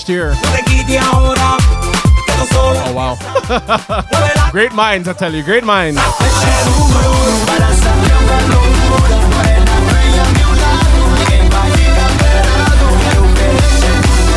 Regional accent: Markham, Ontario, Canada; I grew up in Markham

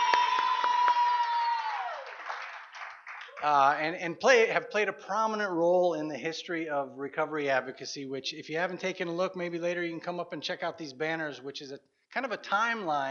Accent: South Dakota, United States; now in Minnesota, United States; I'm a Minnesotan by way of South Dakota

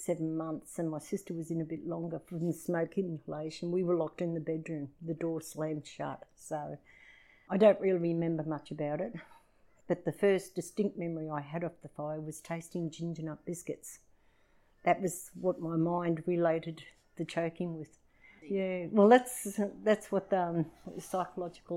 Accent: Mount Isa, Queensland, Australia; also born or lived in Leith, Edinburgh, Scotland; I grew up in Mount Isa

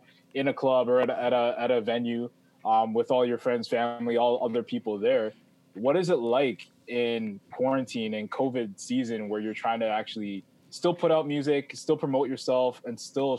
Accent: Toronto, Ontario, Canada; there's an artist I know I grew up with in Scarborough

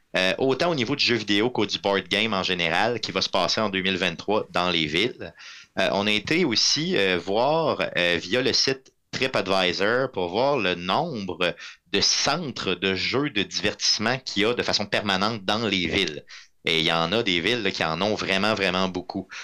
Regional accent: Quebec City, Quebec, Canada; je viens de la ville de Québec

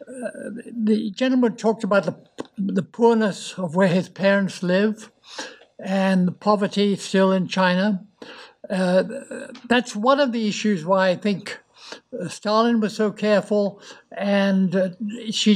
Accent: United Kingdom; as we British know

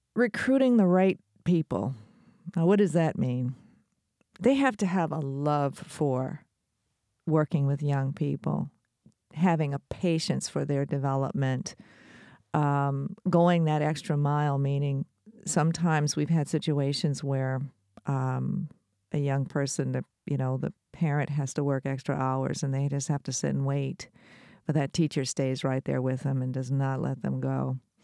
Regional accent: Detroit, Michigan, United States; I'm from Detroit, And I grew up in a time

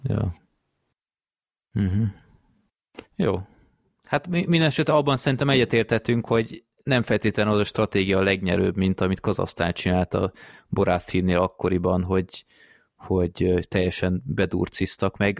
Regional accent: Hungary

